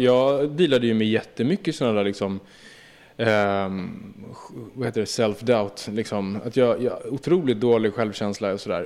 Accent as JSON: {"language": "Swedish", "town": "Södertälje", "region": "Stockholm County", "country": "Sweden", "tie": "born or raised there", "said": "jag är uppvuxen i Södertälje och gick i Ronnaskolan"}